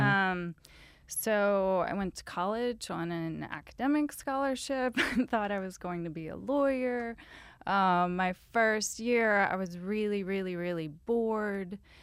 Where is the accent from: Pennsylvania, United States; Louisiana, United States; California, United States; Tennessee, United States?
Louisiana, United States; moved away; I'm a screenwriter, and I'm, I'm from Louisiana